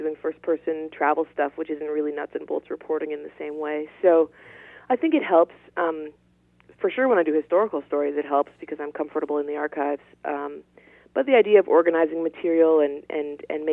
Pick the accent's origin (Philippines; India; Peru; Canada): Canada; Ottawa, Ontario; moved away as an adult; also born or lived in northern England; now in Yukon, Canada; I got a job in my hometown of Ottawa, which is the capital of Canada